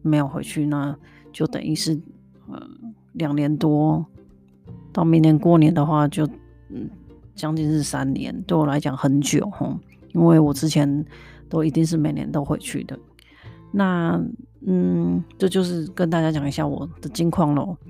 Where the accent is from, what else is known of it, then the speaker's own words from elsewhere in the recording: Kaohsiung, Taiwan; now in Canada; 他是高雄的，跟我一样，所以我们讲话的口音是很相似的。